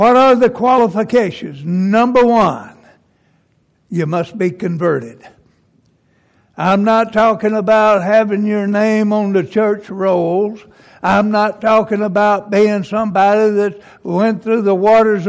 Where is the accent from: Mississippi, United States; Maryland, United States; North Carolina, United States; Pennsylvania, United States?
Mississippi, United States; I was raised over in Mississippi